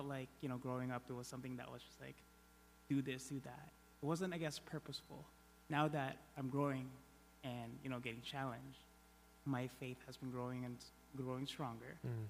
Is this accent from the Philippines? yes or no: yes; Philippines; moved away; So I grew up Catholic in the Philippines